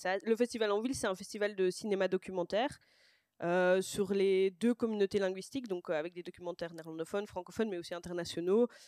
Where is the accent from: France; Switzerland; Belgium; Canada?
Belgium; Brussels, Brussels-Capital Region; also born or lived in Boxtel; je viens de Bruxelles, je suis née euh, à Boxtal et, j'ai grandi à Bruxelles